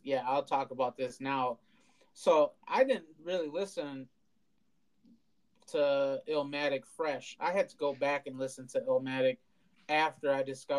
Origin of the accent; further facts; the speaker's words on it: Milwaukee, Wisconsin, United States; We're from Milwaukee